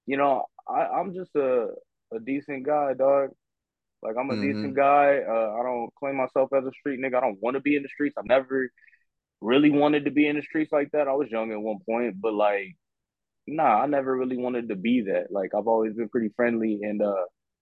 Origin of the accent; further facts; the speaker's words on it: Parsons, Kansas, United States; I'm from southeast Kansas. I'm from Parsons, Kansas.